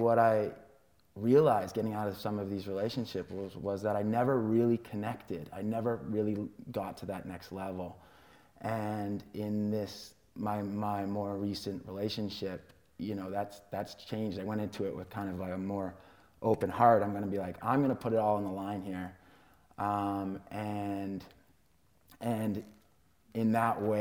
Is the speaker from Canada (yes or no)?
yes; Canada; I grew up in Canada